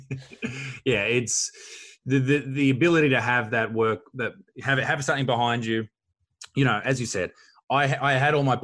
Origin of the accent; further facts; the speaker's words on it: Newcastle, New South Wales, Australia; I'm from Newcastle in Australia.